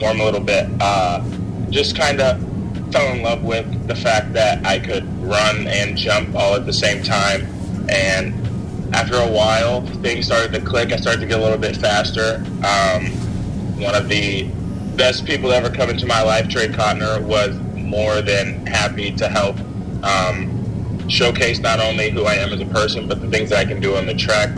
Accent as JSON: {"language": "English", "town": "Springfield", "region": "Illinois", "country": "United States", "also_born_or_lived": "Champaign, Illinois"}